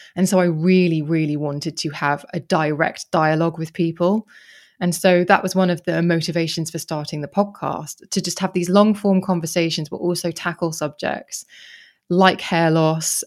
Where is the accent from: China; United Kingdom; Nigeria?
United Kingdom; Kent, South East England; I grew up in Kent.